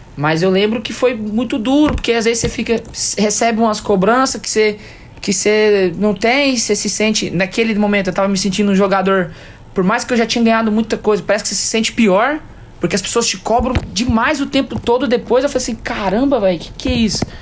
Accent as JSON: {"language": "Portuguese", "country": "Brazil", "said": "a gente é brasileiro"}